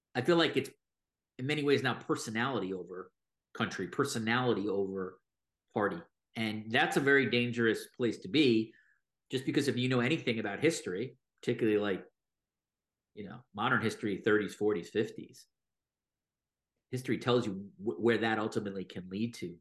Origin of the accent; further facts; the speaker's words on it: New York, United States; moved away as an adult; now in Toronto, Canada; I'm American, I grew up in New York, and then I moved to Toronto in twenty eighteen